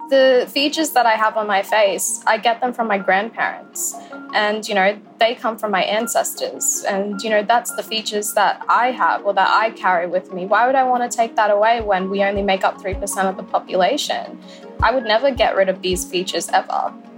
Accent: Cairns, Queensland, Australia; I live in Cairns. I was born in Cairns

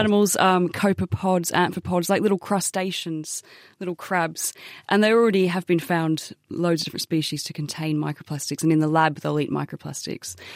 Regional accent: Australia; as an Australian

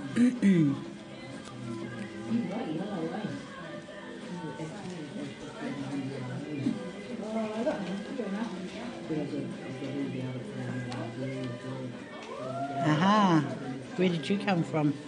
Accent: Levin, Manawatū-Whanganui, New Zealand; born and bred in Levin

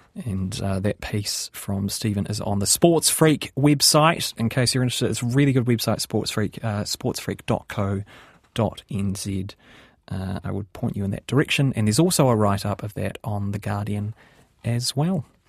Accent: New Zealand; accent: New Zealand; I'm a New Zealander, I have a New Zealand accent.

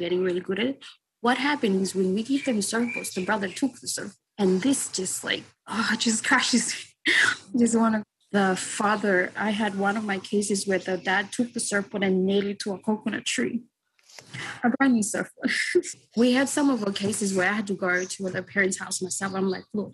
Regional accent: Vanuatu; I was surfing when I was growing up because I live around the coastal area

